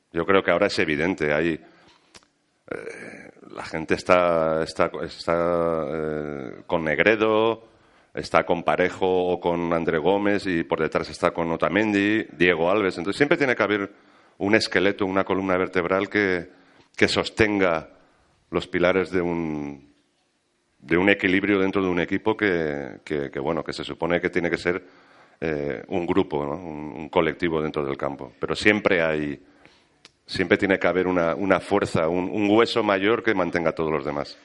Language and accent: Spanish; Valencian Community, Spain; Yo soy, yo soy valenciano